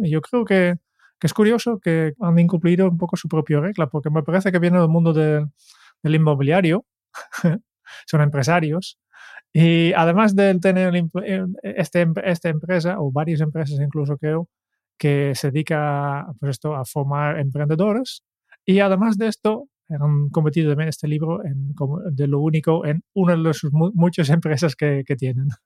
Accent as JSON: {"language": "Spanish", "country": "Netherlands", "second_language": "Spanish", "moved": "yes", "said": "yo soy holandés"}